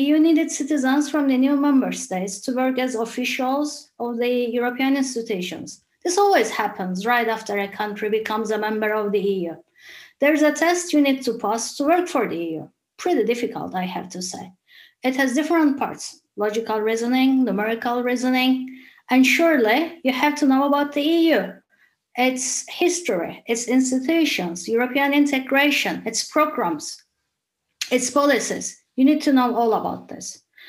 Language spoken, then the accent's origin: English; Cyprus; first language Turkish; English is a second language; I'm a Turkish Cypriot activist